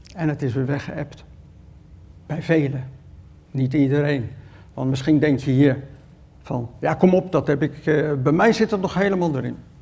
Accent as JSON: {"language": "Dutch", "town": "Rotterdam", "region": "South Holland", "country": "Netherlands", "said": "Ik kom uit Rotterdam"}